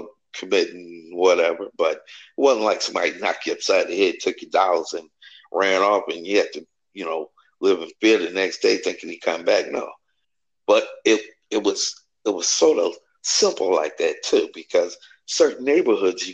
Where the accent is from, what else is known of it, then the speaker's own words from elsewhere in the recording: Detroit, Michigan, United States; I grew up in Detroit on the west side